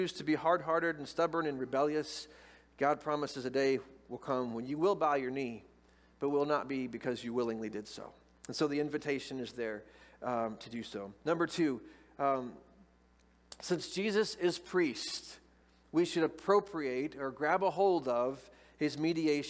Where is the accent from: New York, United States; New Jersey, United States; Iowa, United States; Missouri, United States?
Missouri, United States; Moberly; I grew up in Moberly